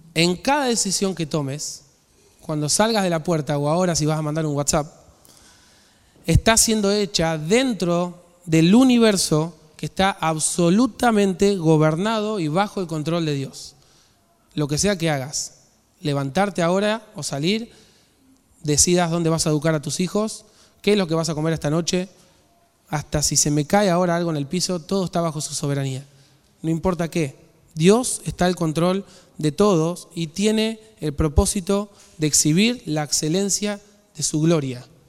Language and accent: Spanish; Argentina; nosotros como nación, Argentina